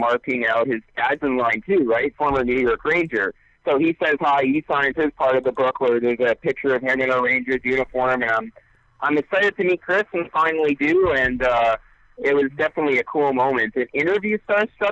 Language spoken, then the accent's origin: English; Winnipeg, Manitoba, Canada; I am born in Winnipeg. I was raised in Winnipeg all my life.